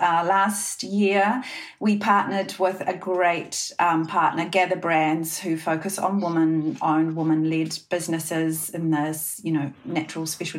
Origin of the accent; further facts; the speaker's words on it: New Zealand; we're two girls from New Zealand.